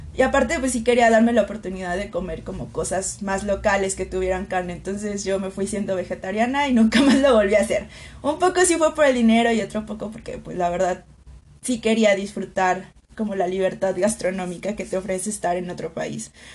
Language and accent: Spanish; Aguascalientes, Mexico; also born or lived in Santiago, Chile; soy mexicana